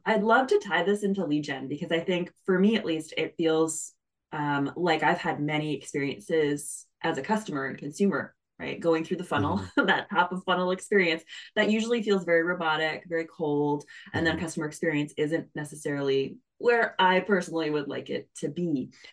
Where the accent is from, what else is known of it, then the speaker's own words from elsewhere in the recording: Canada; I'm Canadian, so we say niche